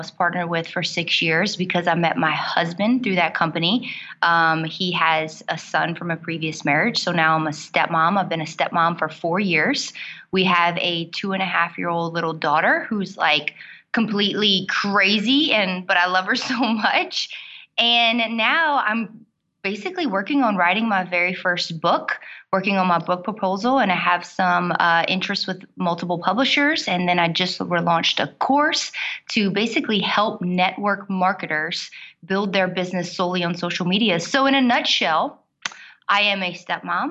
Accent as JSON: {"language": "English", "region": "South Louisiana", "country": "United States", "accent": "Cajun", "said": "I'm from South Louisiana. You might hear my accent when I get a little bit excited. I'm a Cajun woman"}